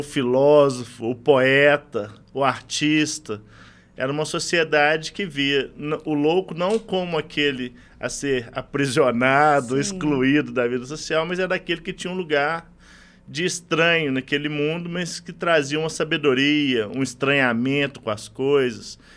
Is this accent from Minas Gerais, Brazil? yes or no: yes; Itaúna, Minas Gerais, Brazil; Eu sou do interior de Minas, sou de Itaúna